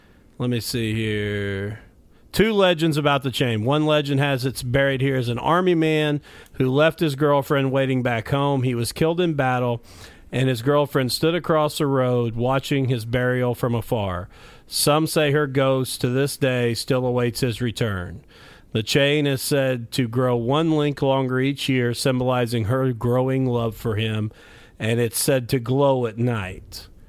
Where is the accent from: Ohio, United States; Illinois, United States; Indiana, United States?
Indiana, United States; Mitchell; it has become a pretty famous place in my hometown, is called Whispers Estate.